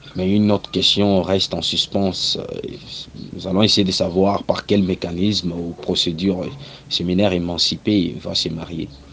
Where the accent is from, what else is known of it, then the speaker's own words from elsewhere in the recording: DR Congo; ici chez nous en République démocratique du Congo